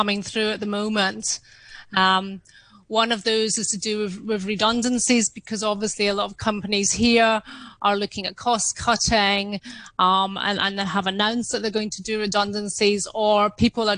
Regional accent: Scotland, United Kingdom; I'm Scottish, my upbringing was not to show off

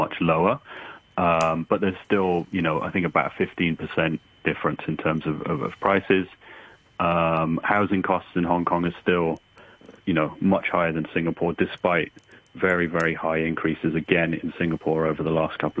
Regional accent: United Kingdom; as a Brit

